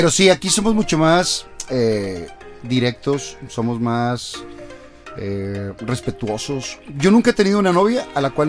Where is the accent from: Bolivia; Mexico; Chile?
Mexico; Monterrey, Nuevo León; accent: regio; vamos a la Ciudad de México y más lo marcamos para que se note que somos regios.